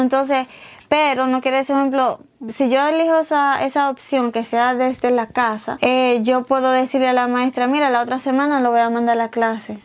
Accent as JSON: {"language": "Spanish", "country": "Dominican Republic", "tie": "born or raised there", "moved": "yes", "said": "yo crecí, ¿verdad? En mi niñez en República Dominicana."}